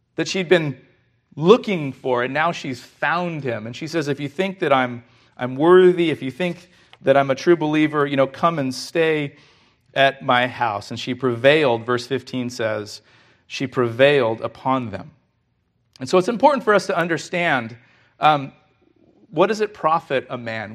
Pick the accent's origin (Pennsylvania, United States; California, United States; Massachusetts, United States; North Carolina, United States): California, United States; We're from California